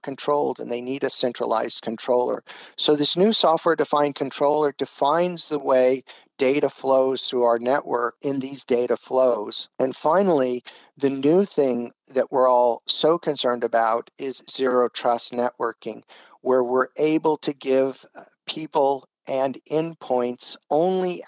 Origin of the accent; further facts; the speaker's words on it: San Diego, California, United States; moved away as an adult; also born or lived in Brazil; I'm originally from San Diego, California.